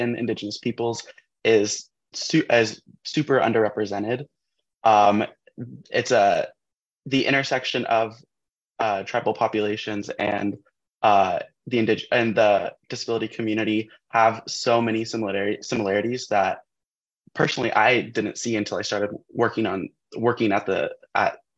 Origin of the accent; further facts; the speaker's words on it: Alaska, United States; growing up in Alaska, especially that since I'm, you know, I was born in Alaska, so I'm American